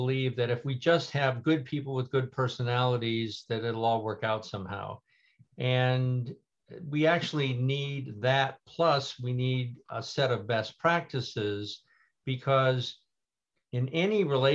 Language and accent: English; Midwest, United States; I grew up in the Midwest with my wonderful family